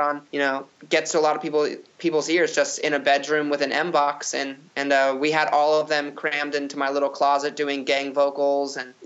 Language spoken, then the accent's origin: English; Phoenix, Arizona, United States; I'm from Phoenix